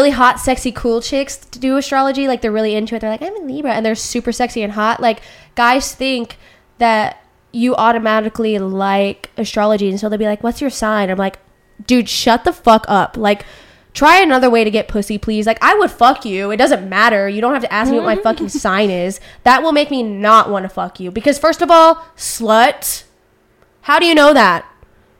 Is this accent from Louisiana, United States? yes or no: yes; Louisiana, United States; I grew up in Louisiana